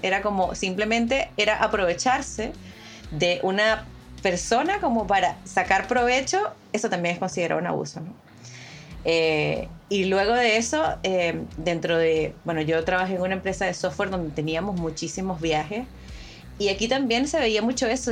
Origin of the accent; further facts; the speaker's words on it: Venezuela; moved away as an adult; now in Chile; yo vengo de Venezuela, yo soy venezolana, ¿no? Eh, tengo seis años acá en Chile